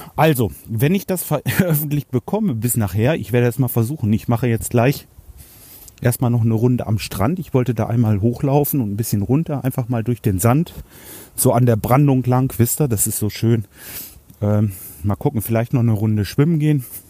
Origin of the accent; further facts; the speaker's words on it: Hanover, Lower Saxony, Germany; Bei uns in Hannover